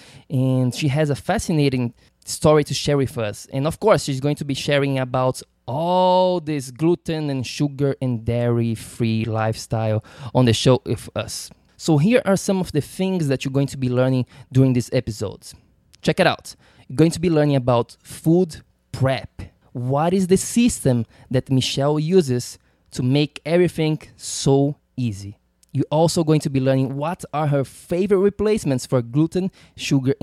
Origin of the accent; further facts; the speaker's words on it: Brazil; now in New York, United States; I'm from Brazil.